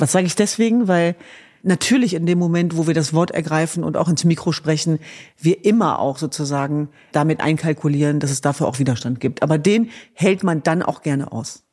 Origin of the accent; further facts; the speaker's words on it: Hanover, Lower Saxony, Germany; In Hannover Linden, meiner Heimatstadt